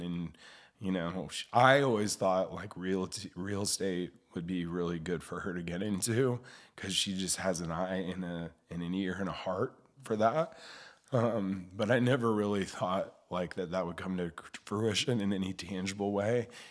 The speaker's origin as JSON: {"language": "English", "town": "Springfield", "country": "United States", "tie": "born or raised there", "also_born_or_lived": "Charlotte, North Carolina", "said": "I grew up here in Springfield"}